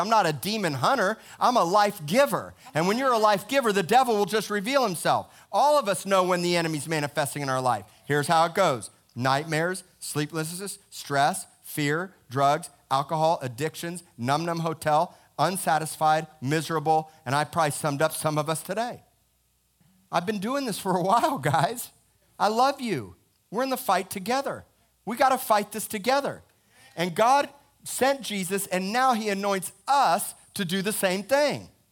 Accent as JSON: {"language": "English", "town": "Miami", "region": "Florida", "country": "United States", "tie": "born or raised there", "said": "I am born and raised in America, Miami, Florida, Cedars of Lebanon Hospital"}